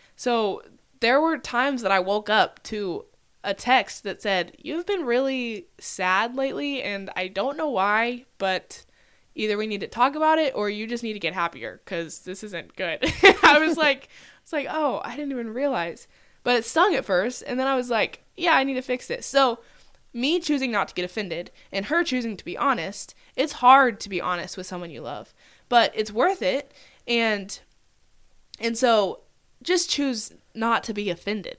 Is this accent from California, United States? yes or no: no; Oklahoma, United States; I'm from Oklahoma, I could say I have six siblings